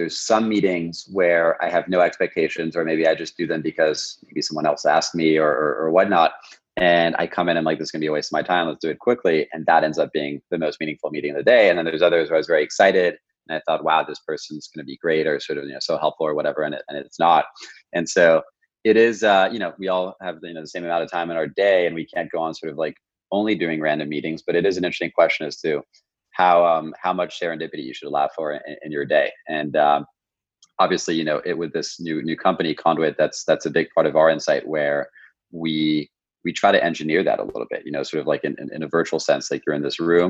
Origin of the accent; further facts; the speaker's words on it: Paris, Île-de-France, France; English is a second language; I'm actually half French and I grew up in Paris.